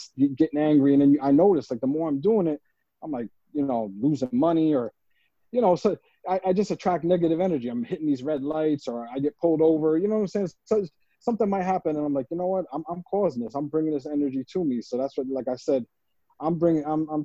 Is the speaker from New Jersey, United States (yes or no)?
yes; Woodbridge, New Jersey, United States; also born or lived in Perth Amboy, New Jersey; I was born in Perth Amboy, but I was raised like in Woodbridge and Island